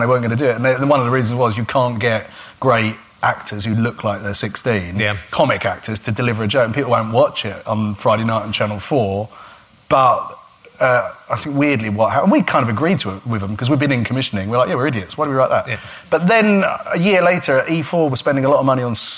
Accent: Gravesend, South East England, United Kingdom; I grew up in a town called Gravesend, which is a river town, and it's quite deprived

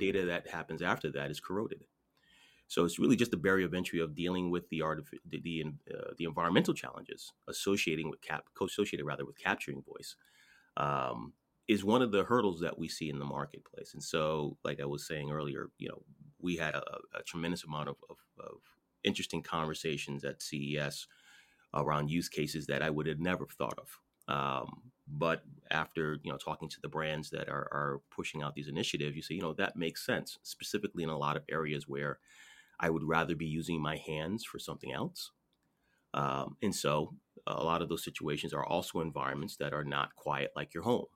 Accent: Connecticut, United States; I'm from Connecticut

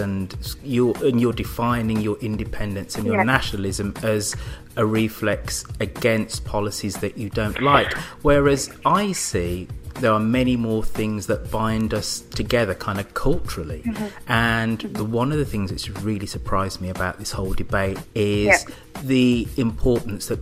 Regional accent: Birmingham, West Midlands, United Kingdom; also born or lived in Manchester; being a Brummie

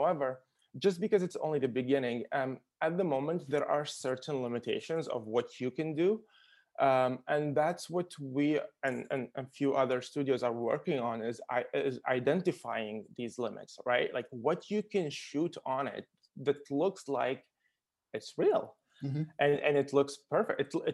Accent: Baghdad, Baghdad Governorate, Iraq; moved away; also born or lived in Qatar; Originally, I'm from Iraq. I was born in Baghdad

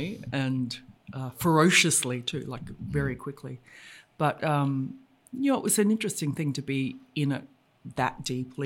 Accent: Brisbane, Queensland, Australia; I grew up in Brisbane

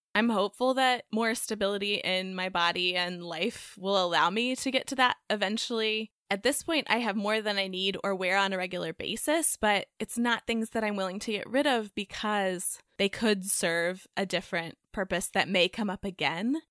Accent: Texas, United States; now in North Carolina, United States; the cookies I grew up eating in Texas

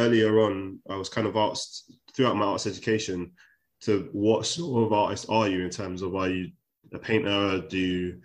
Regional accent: London, United Kingdom; I grew up in Shepherd's Bush

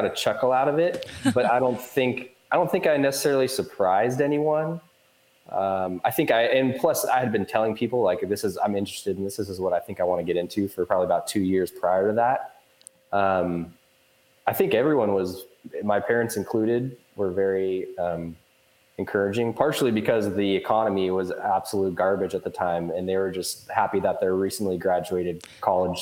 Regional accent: Portland, Oregon, United States; also born or lived in Newport, Oregon; I'm from the Portland area originally

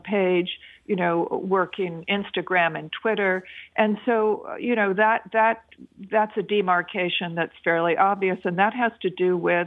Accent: United States; also born or lived in China; as an American

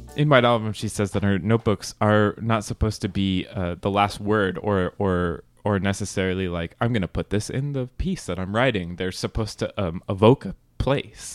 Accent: California, United States; I'm from California

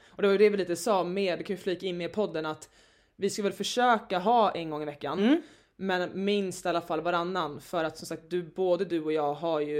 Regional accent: Stockholm, Stockholm County, Sweden; accent: stockholmska; moved away; jag är 30, eh, precis flyttat till Stockholm igen. Jag är från Stockholm

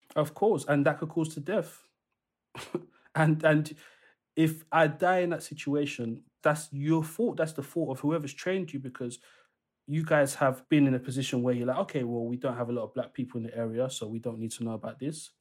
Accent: London, United Kingdom; the area where I grew up. So I'm from East London

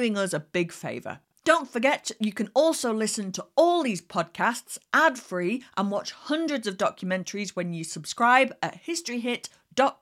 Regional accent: Yorkshire and the Humber, United Kingdom; accent: Yorkshire; I sound like a Yorkshire woman

